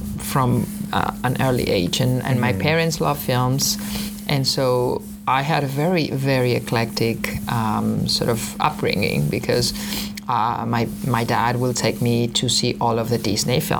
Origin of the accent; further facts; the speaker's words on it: Argentina; moved away as an adult; also born or lived in Los Angeles; I'm from Argentina.